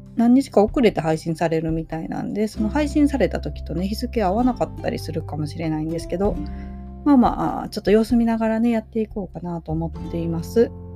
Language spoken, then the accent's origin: Japanese; Yoshino District, Nara, Japan; 奈良県の、えー、吉野郡の大江戸町という町で生まれました